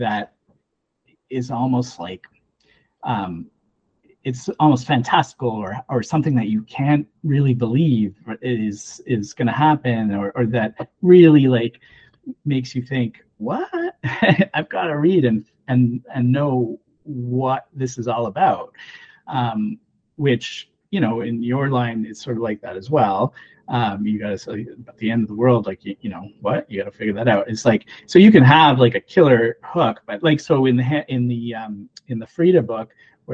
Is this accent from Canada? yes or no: yes; Canada; also born or lived in Ontario; as a Canadian